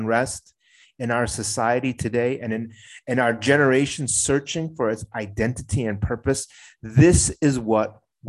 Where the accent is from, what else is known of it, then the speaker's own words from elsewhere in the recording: United States; I'm an American-born Korean